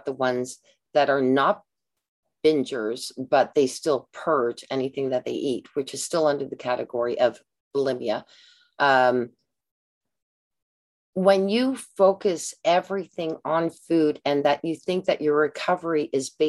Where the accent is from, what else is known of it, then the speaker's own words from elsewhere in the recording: Canada; I'm a Canadian